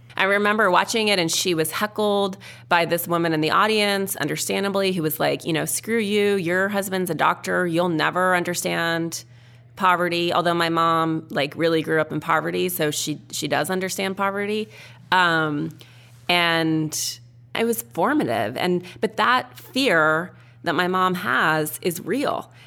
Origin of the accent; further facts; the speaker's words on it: Missoula, Montana, United States; when I was a little kid growing up in Montana